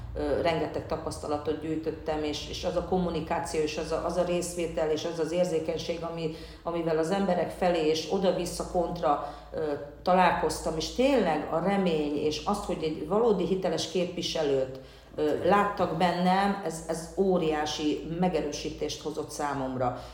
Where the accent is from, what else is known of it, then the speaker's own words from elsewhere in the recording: Hungary; Én magyarként is ugyanúgy azonosulok, akár mint cigányként